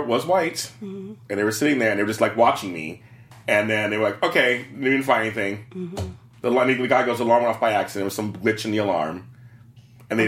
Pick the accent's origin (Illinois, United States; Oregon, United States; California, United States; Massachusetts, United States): California, United States; Los Angeles; I grew up in South Central Los Angeles, 70s and 80s